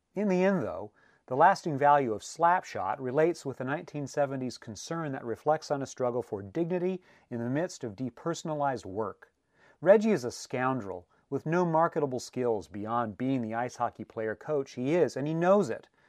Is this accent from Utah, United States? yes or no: no; Southern California, United States; now in New York City, United States; Growing up in Southern California